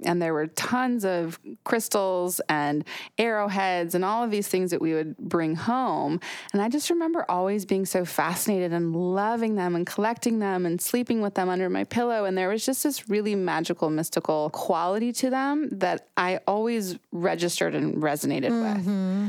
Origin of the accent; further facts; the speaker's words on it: Utah, United States; I grew up in Utah. Mm-hmm. So I grew up in the mountains in Utah. And it's a really mineral-rich location.